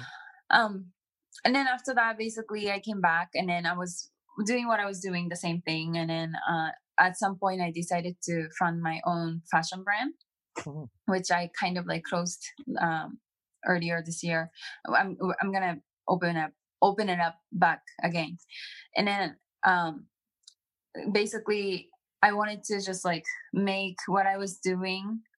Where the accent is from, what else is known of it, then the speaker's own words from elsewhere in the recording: Japan; I was born and raised in Japan. I grew up in Japan entirely